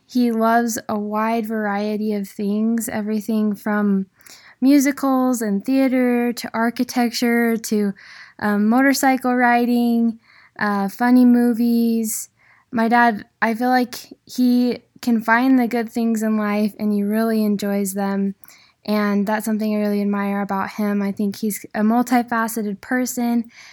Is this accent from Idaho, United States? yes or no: yes; Idaho, United States; born or raised there